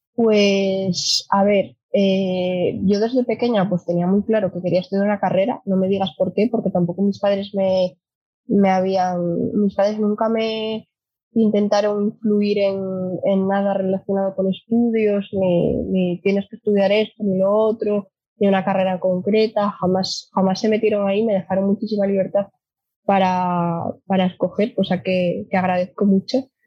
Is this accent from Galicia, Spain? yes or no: no; Gijón, Asturias, Spain; nací aquí en Gijón, fui al colegio Corazón de María